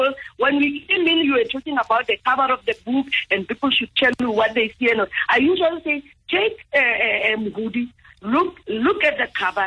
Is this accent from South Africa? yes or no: yes; South Africa; as Botswanas first and as South Africans